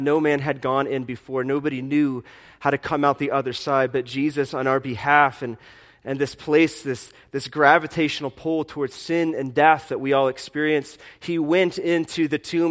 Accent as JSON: {"language": "English", "town": "Fort Wayne", "region": "Indiana", "country": "United States", "tie": "born or raised there", "said": "I was born in Fort Wayne, Indiana in 1983"}